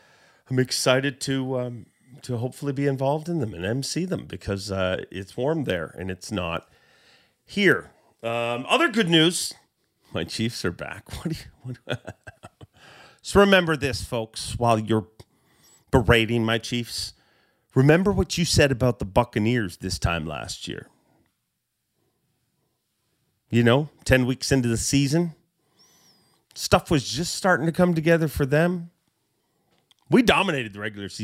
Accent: Canada; I am a Canadian

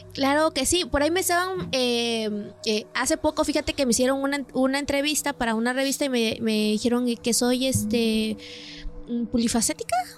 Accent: San Miguel Soyaltepec, Oaxaca, Mexico; yo soy del municipio de Soyaltepec, un municipio que pertenece a Oaxaca

